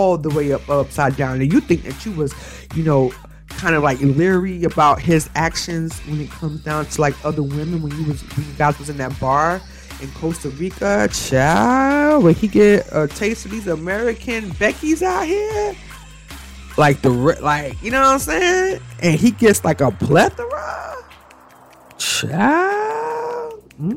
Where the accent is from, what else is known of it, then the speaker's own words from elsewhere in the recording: Jamaica; me as a Jamaican